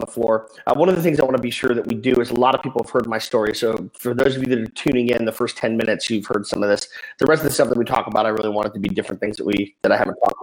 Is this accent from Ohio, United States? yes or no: no; Salt Lake City, Utah, United States; moved away as an adult; also born or lived in Phoenix; I was born and raised in Salt Lake City